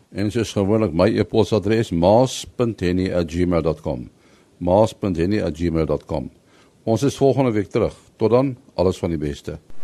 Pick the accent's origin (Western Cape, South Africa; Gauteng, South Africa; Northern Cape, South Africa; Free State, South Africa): Gauteng, South Africa; Pretoria; toe klein tyd ons het hier in Pretoria groot geword